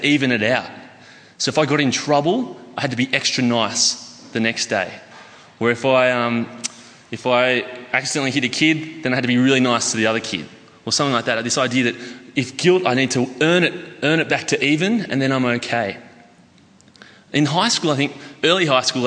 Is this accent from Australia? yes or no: yes; Armidale, New South Wales, Australia; moved away as an adult; I moved down here from Armidale, which is a place about 6 hours north. Generally people know it either for the university or for being a really cold spot that you've stopped on your way to Brisbane or something. Well, so I grew up there, spent about the last 30 years there